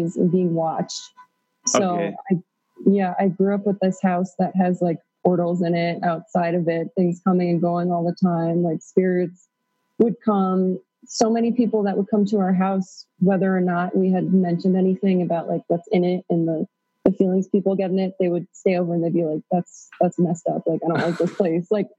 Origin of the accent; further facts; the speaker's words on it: rural Pennsylvania, United States; also born or lived in Queens, New York; now in Peru; I was born in Queens, New York, and my parents decided to move to rural Pennsylvania when I was four